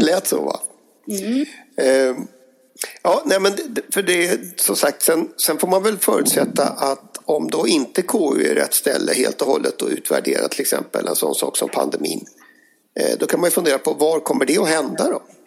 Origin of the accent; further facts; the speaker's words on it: Dalarna County, Sweden; mina hemtrakter i, i Dalarna